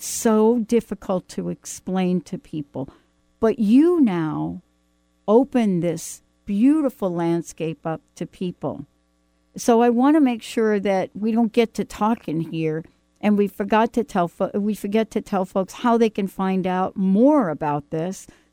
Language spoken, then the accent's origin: English; New York City, New York, United States; now in Pacific Northwest, United States; I'm a girl from the Bronx